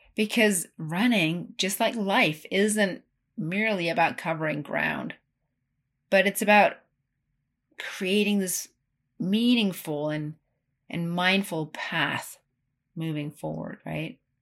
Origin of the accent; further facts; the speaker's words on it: Ten Sleep, Wyoming, United States; my hometown of Tensleet, Wyoming